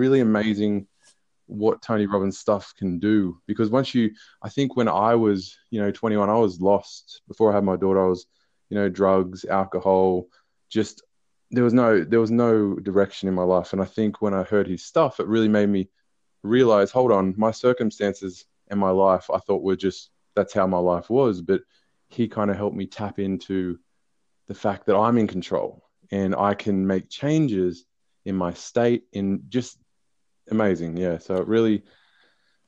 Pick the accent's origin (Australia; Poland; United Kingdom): Australia; Newcastle, New South Wales; I'm from Newcastle, New South Wales